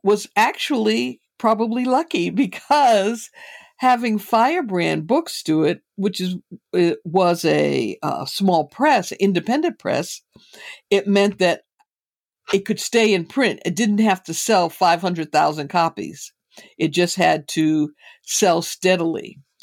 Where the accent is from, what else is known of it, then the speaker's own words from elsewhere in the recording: Boston, Massachusetts, United States; moved away as an adult; also born or lived in New York; now in Bay Area, United States; was born and raised in Boston.